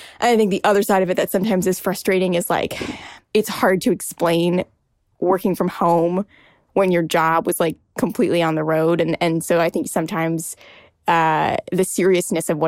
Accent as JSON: {"language": "English", "country": "United States", "also_born_or_lived": "Washington, D.C.", "said": "I'm Indian American, and I call my parents mom and dad. I am currently living in my childhood bedroom"}